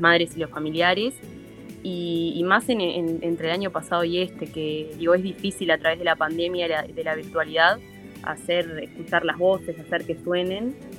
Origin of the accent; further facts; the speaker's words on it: Uruguay; como ciudadanos, como uruguayos